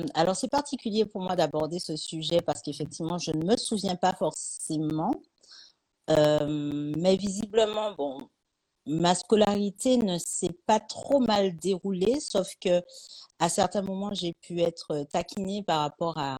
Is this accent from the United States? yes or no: no; Martinique; also born or lived in Paris / Lyon; now in Toulouse, France; d'où je viens, je viens de Martinique